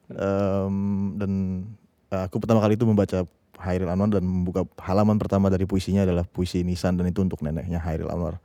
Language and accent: Indonesian; Jakarta, Indonesia; also born or lived in Tangerang; Aku lahir di Rawamangun, tumbuh hmm. Eh, di Rawamangun